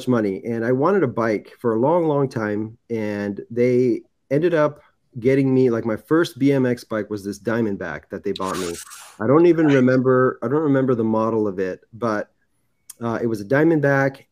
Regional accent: San Clemente, California, United States; I grew up in San Clemente. It's Orange County, right by the beach

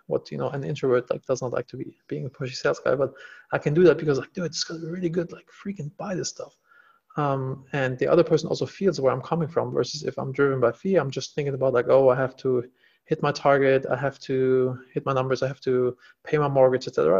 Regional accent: Germany; moved away as an adult; now in Los Angeles, United States; I'm originally from Germany

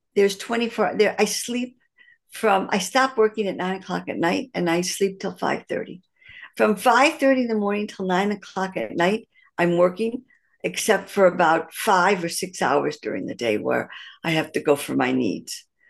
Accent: Detroit, Michigan, United States; moved away as an adult; also born or lived in Pittsburgh; now in Jerusalem, Israel; I'm, uh, originally born and raised in Detroit, Michigan

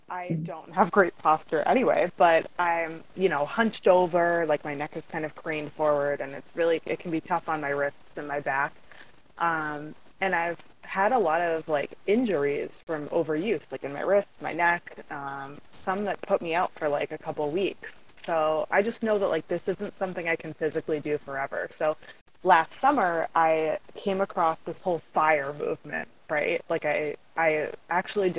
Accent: Central Massachusetts, United States; I'm from Central Massachusetts, born and raised, and love it and still live here

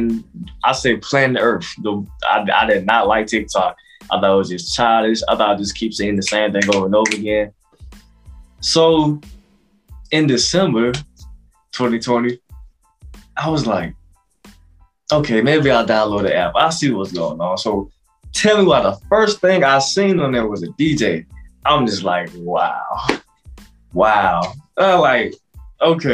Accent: Broxton, Georgia, United States; moved away as an adult; also born or lived in Douglas, Georgia; now in Atlanta, United States; I am from Broxton, Georgia, by way of Douglas, Georgia.

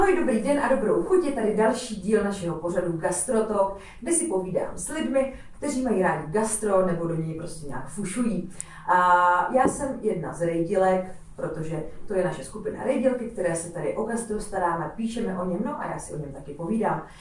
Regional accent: Kunovice, Zlín Region, Czechia; já jsem třeba z Kunovic

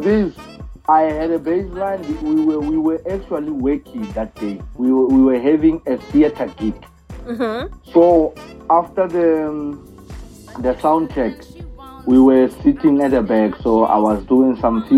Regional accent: South Africa

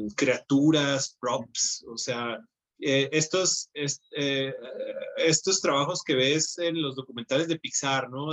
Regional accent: Hermosillo, Sonora, Mexico; viviendo en Hermosillo, entonces, soy de Hermosillo, Sonora

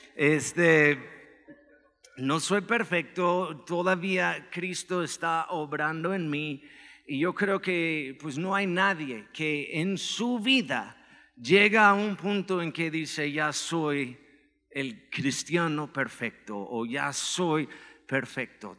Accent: Chicago, Illinois, United States; now in Mexico; Soy de Chicago, este, originalmente

